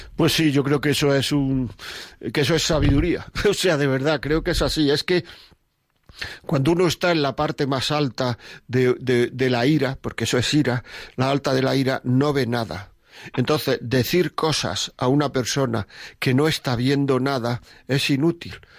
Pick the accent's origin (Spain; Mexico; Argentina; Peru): Spain; Granada, Andalusia; Yo soy de Granada